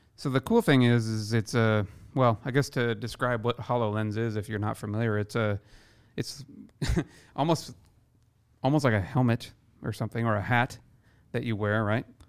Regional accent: Iowa, United States; now in Seattle, United States; my hometown in Iowa

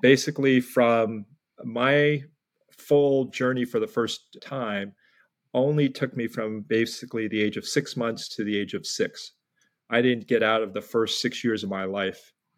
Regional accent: United States; also born or lived in New York City / New Jersey; I was born in New York City at a time when there were very few Koreans, and then grew up in New York and New Jersey

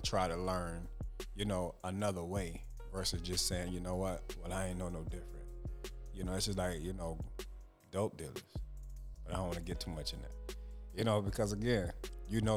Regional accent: Jamaica; I'm Jamaican

